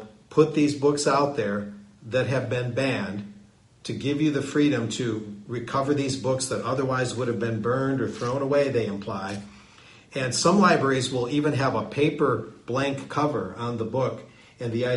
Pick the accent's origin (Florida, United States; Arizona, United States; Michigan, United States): Michigan, United States; Bridgman; now in Texas, United States; my hometown, Bridgman, Michigan, in southwestern Michigan